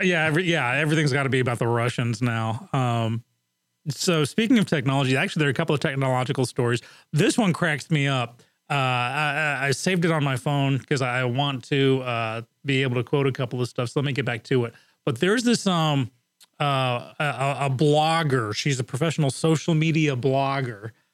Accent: England, United Kingdom; moved away; I grew up in England, and in England, commercials are called ads

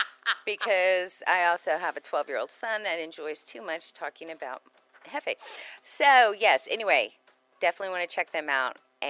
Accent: Houston, Texas, United States; moved away as an adult; I was from Houston. I got to the north side.

